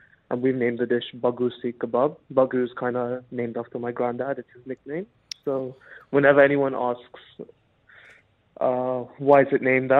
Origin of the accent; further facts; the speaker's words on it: Mombasa, Mombasa County, Kenya; now in Dubai, United Arab Emirates; So growing up, I mean, we grew up in a very North Indian Punjabi family. So we ate mainly North Indian food.